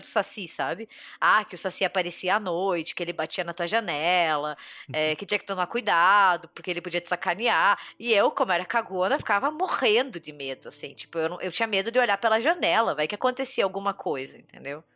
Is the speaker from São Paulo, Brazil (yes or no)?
no; Curitiba, Paraná, Brazil; Eu nasci e cresci em Curitiba